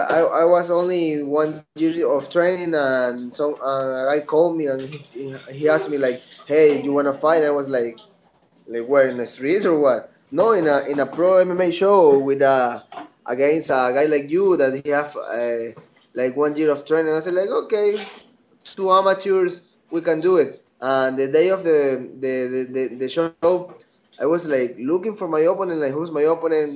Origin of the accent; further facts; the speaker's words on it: Ecuador; So people here, this is like a new sport here in the country